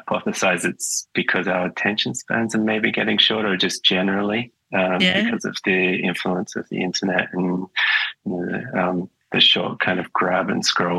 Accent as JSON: {"language": "English", "town": "Perth", "region": "Western Australia", "country": "Australia", "tie": "born or raised there", "moved": "as an adult", "lives_now": "Melbourne, Australia", "said": "I grew up in Perth, sort of on the outer suburbs of Perth."}